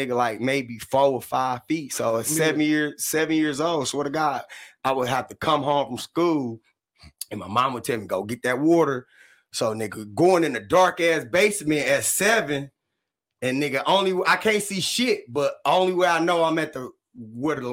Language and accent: English; Detroit, Michigan, United States; I grew up right across the street from Finney High School back then